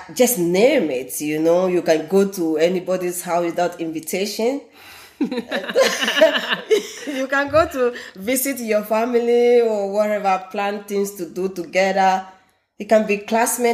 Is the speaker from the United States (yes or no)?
no; southern Ghana, Ghana; first language Ewe; English is a second language; moved away as an adult; now in Iceland; I'm a Ghanaian, a proud one, and from the southern of Ghana. And we speak different dialects as well in Ghana, but I speak Ewe, or Anglo language, yeah. That is my mother tongue.